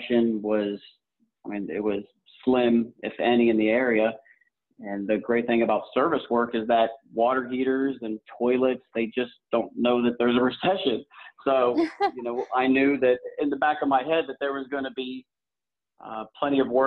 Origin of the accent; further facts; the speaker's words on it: Columbus, Ohio, United States; moved away as an adult; now in Southwest Florida, United States; I'm originally from Columbus, Ohio